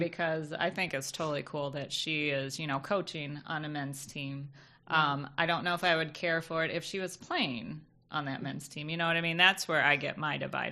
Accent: Michigan, United States; we grew up in Michigan

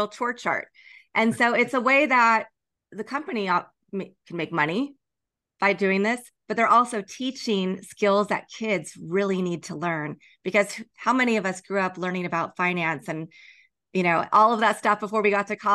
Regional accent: Kansas, United States; also born or lived in Chicago / San Francisco / Houston; now in Los Angeles, United States; I grew up in Kansas.

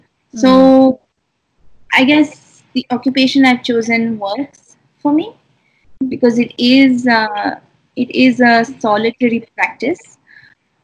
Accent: New Delhi, Delhi, India; having been born and raised in Delhi, like, I'm a city person.

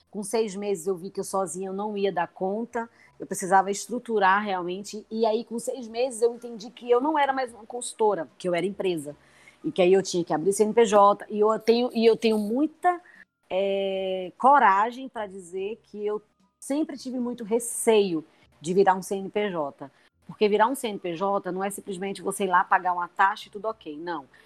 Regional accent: Pernambuco, Brazil; É, eu sou, como eu falei, né, eu sou pernambucana e resolvi é, apostar no meu negócio aqui.

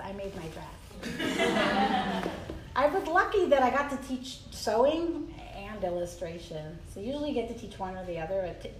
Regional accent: Mexico; born there; And also I was born in Mexico because my father went to medical school in Mexico because he couldn't afford to go to school here.

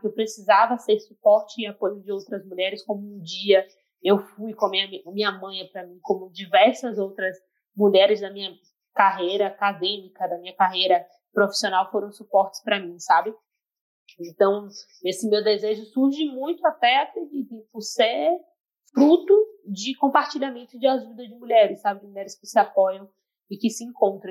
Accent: Salvador, Bahia, Brazil; que sou do Nordeste, sou da Bahia

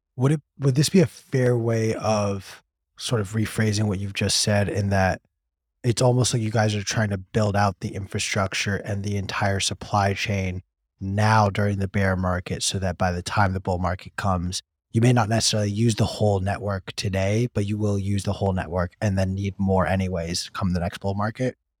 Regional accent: California, United States; my home state of California

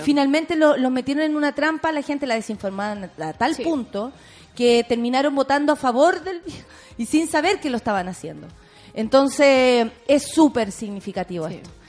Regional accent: Chile; siendo chilenos

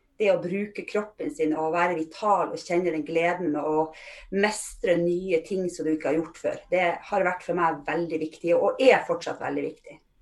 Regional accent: Fauske, Nordland, Norway; moved away as an adult; also born or lived in Trondheim; Men jeg kommer opprinnelig fra Fauske i Nordland, som er ikke så langt fra Bodø

